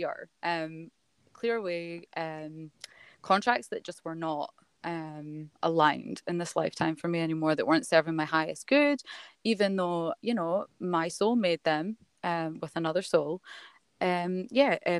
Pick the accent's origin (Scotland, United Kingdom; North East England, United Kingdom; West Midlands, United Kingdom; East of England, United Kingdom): Scotland, United Kingdom; now in Melbourne, Australia; I'm not from Melbourne. I live in Melbourne. I'm from Scotland. As you'll notice with my accent.